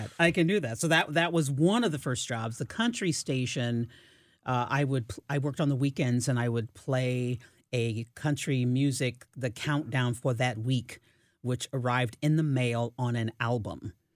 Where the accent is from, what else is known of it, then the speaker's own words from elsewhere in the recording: Fort Leonard Wood, Missouri, United States; I was born in Fort Leonard, Wood, Missouri